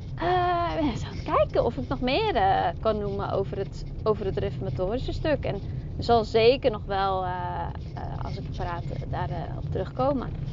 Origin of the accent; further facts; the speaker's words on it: Zeeland, Netherlands; Ik kom uit Zeeland. Ook dan nog Zeeuwse, eh, van het platteland. Zeeuws meisje